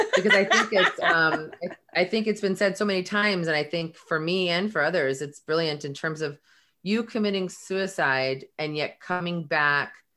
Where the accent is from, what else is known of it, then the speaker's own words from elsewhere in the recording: Belmont, California, United States; grew up in um, right here, well, in Belmont.